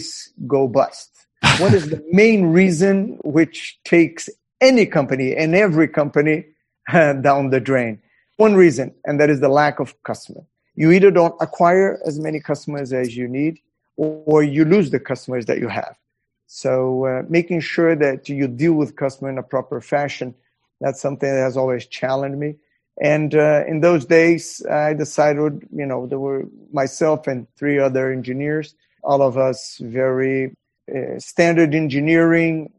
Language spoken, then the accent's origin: English; Brazil; I was born in Brazil. I went through college in Brazil